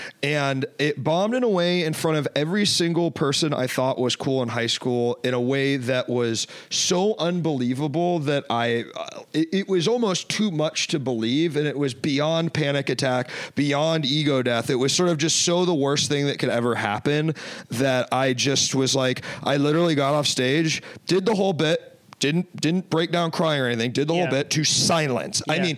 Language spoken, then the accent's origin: English; Washington, District of Columbia, United States; born or raised there; moved away as an adult; now in Chicago, United States